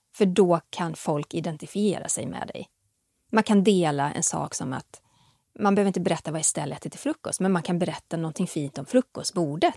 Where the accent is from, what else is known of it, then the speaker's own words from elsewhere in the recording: Västergötland, Västra Götaland, Sweden; Jag är från Västergötland